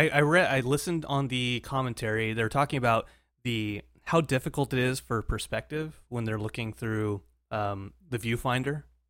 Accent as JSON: {"language": "English", "area": "Pasadena or Glendale area", "region": "California", "country": "United States", "said": "I'm from a Pass or Glendale area, so."}